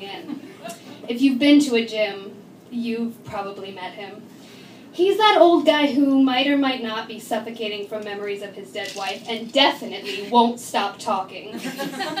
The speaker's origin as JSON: {"language": "English", "region": "Florida", "country": "United States", "tie": "born or raised there", "also_born_or_lived": "Nashville", "said": "growing up in Florida"}